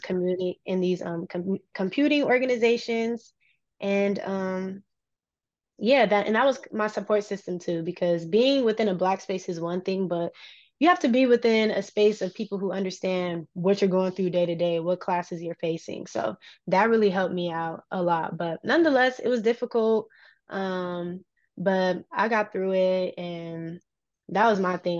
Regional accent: Los Angeles, California, United States; moved away as an adult; also born or lived in Louisiana; now in San Diego, United States; I love my hometown

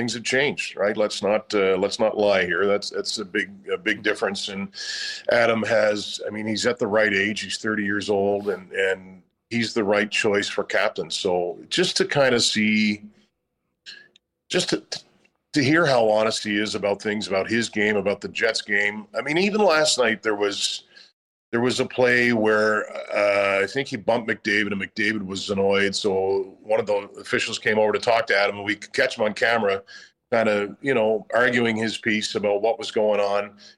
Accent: Nova Scotia, Canada; now in Winnipeg, Canada; I'm from Nova Scotia

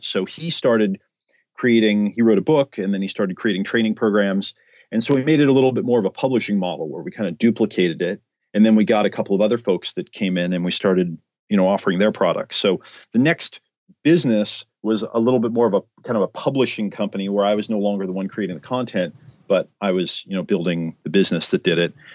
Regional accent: Oregon, United States; moved away as an adult; also born or lived in San Diego, California; I grew up in Oregon, literally out in the backwoods

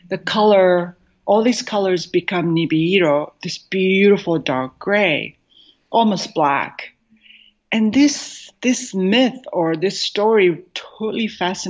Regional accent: Tokyo, Japan; also born or lived in New York City, United States; now in Southern California, United States; growing up in Japan

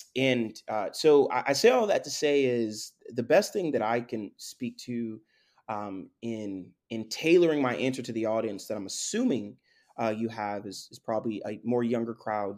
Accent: Florida, United States; also born or lived in Spring Valley, New York, United States / Haiti (ancestry); I'm from Florida. I, I do, I do have some history in the Northeast, uh, and particularly New York, forty-five minutes outside of Manhattan, small, small village actually called Spring Valley, uh, but I, I've been in Florida since I was twelve

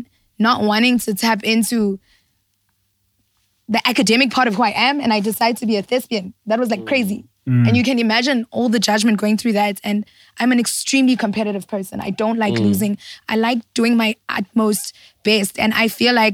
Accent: Johannesburg, Gauteng, South Africa; we lived in Soweto, DK. We lived in Lanesia. Like I'm a Joburg girl.

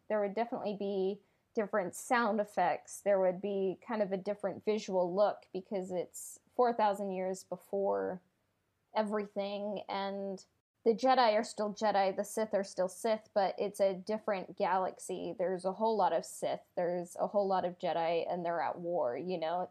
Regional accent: United States; I'm American

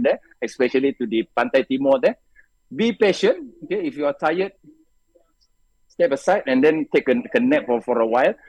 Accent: Malacca, Malaysia; I only get six or seven uh, time to go back to, to my hometown no in Malacca

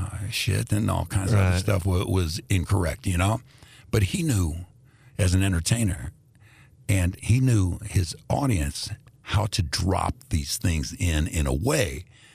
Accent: Indianapolis, Indiana, United States; moved away as an adult; also born or lived in Greece / Washington, D.C.; I grew up in a black neighborhood. When we came to America, I was born in Greece, the country. And when we came to America, I was 2 years old. The neighborhood we moved in was first Europeans. Europeans moved out, that went to other parts of Indianapolis.

